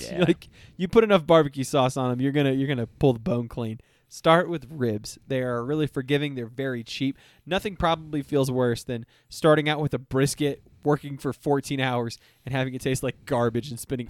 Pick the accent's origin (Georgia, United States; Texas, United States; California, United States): Texas, United States; except for I'm from Texas and I wanted to smoke a brisket